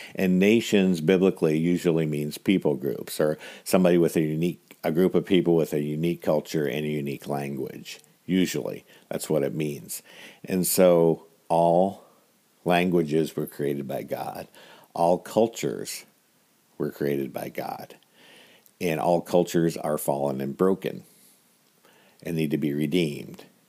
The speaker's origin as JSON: {"language": "English", "country": "United States", "tie": "born or raised there", "said": "I was born in America with a lot of resources"}